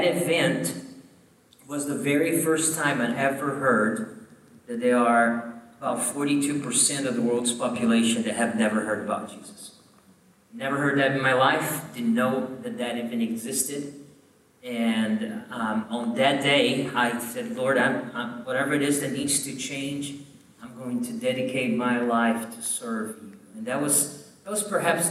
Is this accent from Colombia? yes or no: no; southern Brazil, Brazil; moved away as an adult; now in Columbia, South Carolina, United States; I grew up in a southern part of Brazil with a lot of Europeans